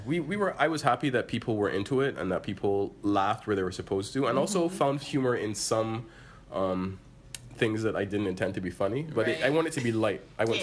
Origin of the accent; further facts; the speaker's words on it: Barbados; moved away as an adult; I'm from Barbados and we didn't really have that there